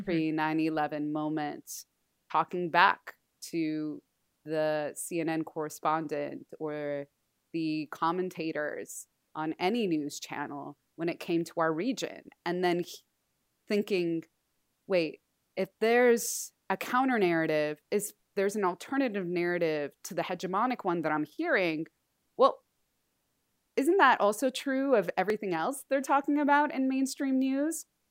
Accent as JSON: {"language": "English", "region": "Southern California", "country": "United States", "tie": "born or raised there", "said": "born and raised in Southern California and Tongva, Shumash land"}